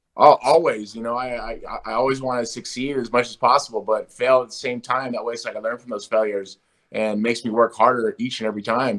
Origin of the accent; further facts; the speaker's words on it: Huntington Beach, California, United States; I'm American. I was born here in America. You know, I was born here in uh, Huntington Beach, California